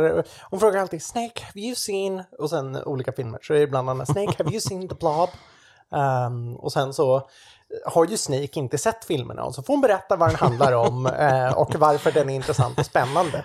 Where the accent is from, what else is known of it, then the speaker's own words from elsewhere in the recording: Sweden; jag är ju svensk på den sidan